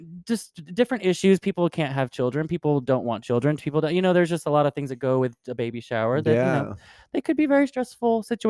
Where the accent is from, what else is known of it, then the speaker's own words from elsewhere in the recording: Cairo, Cairo Governorate, Egypt; a young gay friend of mine who visited my hometown of Cairo